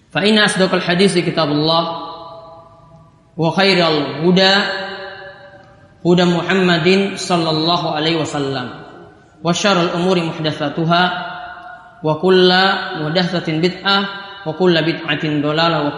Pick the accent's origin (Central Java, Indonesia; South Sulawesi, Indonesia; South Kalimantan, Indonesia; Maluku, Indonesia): Maluku, Indonesia; Ambon; Kita sebagai orang Ambon pun tahu seperti itu.